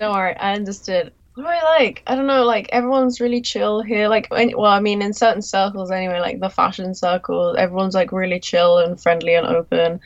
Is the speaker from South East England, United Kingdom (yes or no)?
no; London, United Kingdom; moved away as an adult; now in Tokyo, Japan; I'm a Londoner